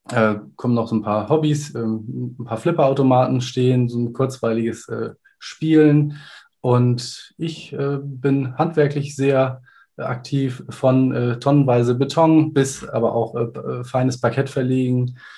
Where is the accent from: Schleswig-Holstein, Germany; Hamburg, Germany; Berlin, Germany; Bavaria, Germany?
Schleswig-Holstein, Germany; Kiel; Ich bin 39 Jahre alt, komme aus Kiel und würde mich als Informatiker beschreiben. Habe selber an der FH Kiel studiert